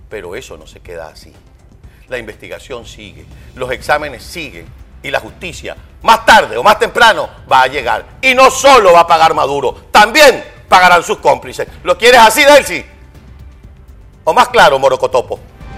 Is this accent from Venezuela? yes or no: yes; Venezuela; como venezolano